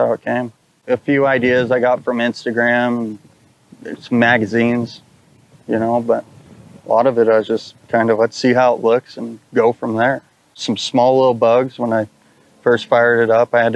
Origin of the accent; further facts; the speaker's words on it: New Braunfels, Texas, United States; I'm from New Braunfels, Texas